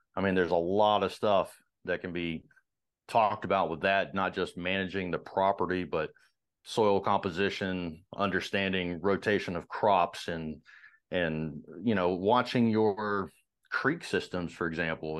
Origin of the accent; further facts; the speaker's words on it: Marietta, Georgia, United States; I grew up in uh, Marietta in, in, Georgia